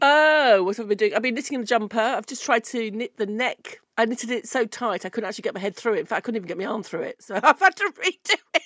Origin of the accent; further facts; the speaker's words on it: United Kingdom; British people don't like to do anything to improve the situation